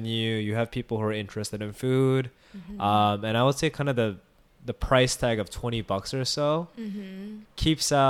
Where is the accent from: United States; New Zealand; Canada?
United States; New York City, New York; I grew up in Flushing and Bayside